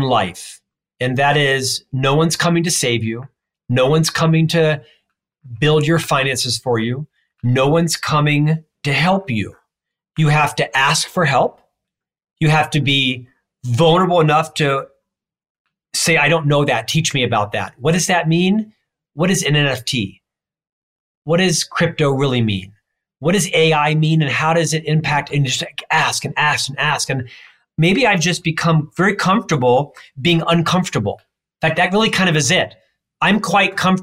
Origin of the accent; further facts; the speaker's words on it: Florida, United States; moved away as an adult; now in Utah, United States; I'm from Florida.